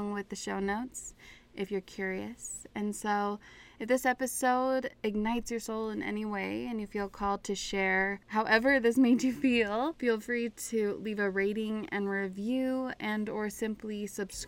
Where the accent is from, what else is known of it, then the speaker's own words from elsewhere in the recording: Park City, Utah, United States; my hometown, Park City, Utah, celebrates Pride Month.